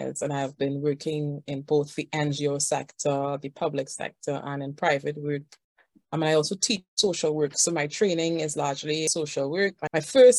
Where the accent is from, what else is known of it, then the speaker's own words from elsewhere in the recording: Trinidad & Tobago; I am from Trinidad and Tobago